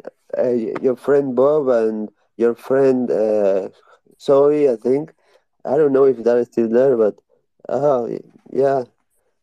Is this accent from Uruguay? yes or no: yes; Uruguay; English is a second language; I am from Uruguay, South America